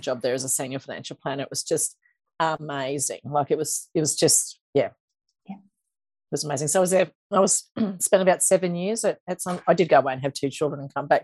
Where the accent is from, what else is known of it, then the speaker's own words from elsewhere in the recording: Toowoomba, Queensland, Australia; I grew up in Toowoomba